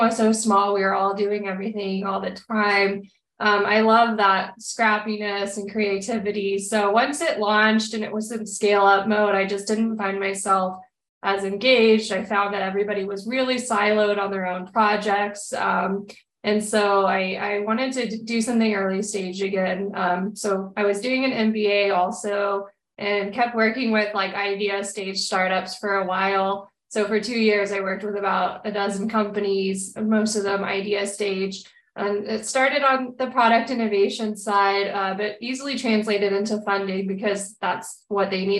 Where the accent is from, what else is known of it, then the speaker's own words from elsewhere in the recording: Texas, United States; I'm born and raised in Texas